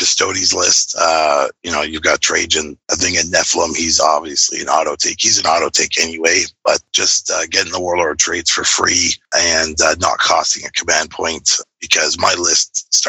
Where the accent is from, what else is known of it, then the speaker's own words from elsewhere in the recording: Vancouver, British Columbia, Canada; I'm from Vancouver, BC. Tournament was in Nanaimo. So, it's a three-hour sort of trip to get there. But, so from British Columbia, Canada.